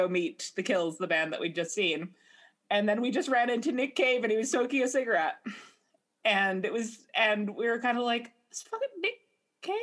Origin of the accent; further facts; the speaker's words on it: Canada; we're all Canadian